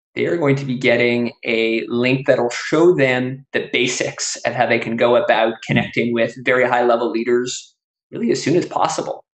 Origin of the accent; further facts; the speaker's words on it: Canada; now in United States; I grew up in Canada before moving to the US.